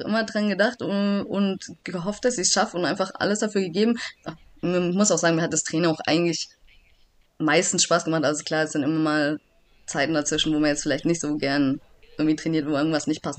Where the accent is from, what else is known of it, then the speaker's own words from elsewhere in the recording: Backnang, Baden-Württemberg, Germany; now in Sindelfingen, Germany; komme aus Backnang, das ist auch immer noch mein Heimatverein